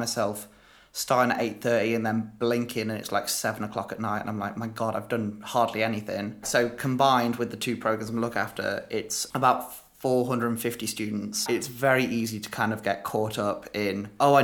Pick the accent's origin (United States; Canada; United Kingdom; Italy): United Kingdom; Derby, East Midlands; also born or lived in Leicester / Spain / London; I'm from Derby, which is a real non-event town. That's where I grew up. I lived there from when I was born until when I was 10.